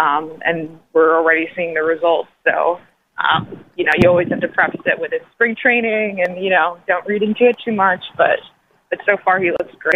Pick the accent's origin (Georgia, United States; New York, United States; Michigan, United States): New York, United States; moved away; I'm from New York originally